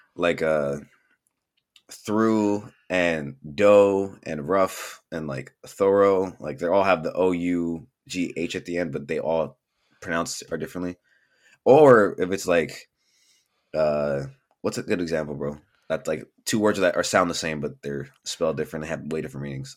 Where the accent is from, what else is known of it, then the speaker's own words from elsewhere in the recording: Bellflower, California, United States; born and raised in Bellflower, California.